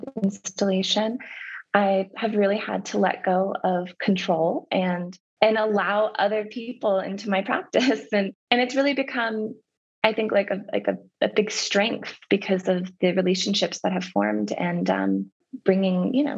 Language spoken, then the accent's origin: English; Albuquerque, New Mexico, United States; I grew up like in the South Valley and Old Town and just in that area.